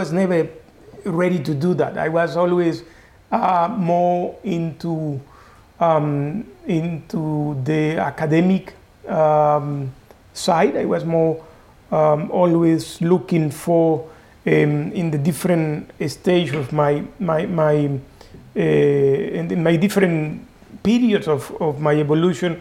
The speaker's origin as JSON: {"language": "English", "town": "Corozal", "region": "Sucre", "country": "Colombia", "tie": "born or raised there", "also_born_or_lived": "Munich, Germany", "moved": "as an adult", "lives_now": "Geneva, Switzerland", "said": "growing in Colombia is quite an experience, and in my case, a particular one, because I come in from a small town."}